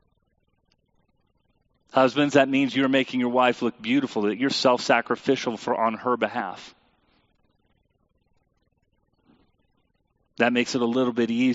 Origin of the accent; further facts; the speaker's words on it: United States; as a American Christian people